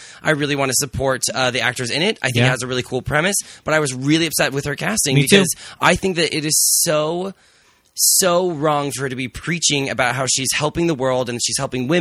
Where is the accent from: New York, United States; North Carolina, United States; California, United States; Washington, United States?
Washington, United States; Seattle; I'm from Seattle. That's a really progressive place